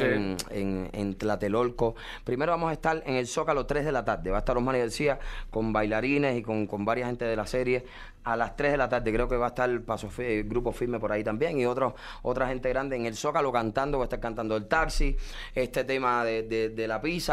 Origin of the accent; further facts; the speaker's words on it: Cuba; now in United States; soy un cubano que me tocó emigrar